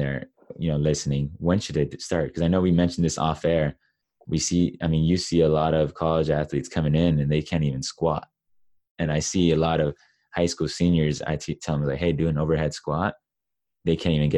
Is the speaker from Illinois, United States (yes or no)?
no; Los Angeles, California, United States; I grew up in Los Angeles